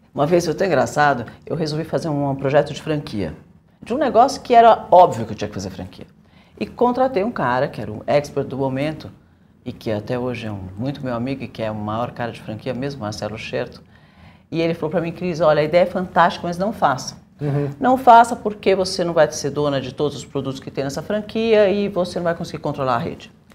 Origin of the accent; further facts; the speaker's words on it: Brazil; eu sou brasileira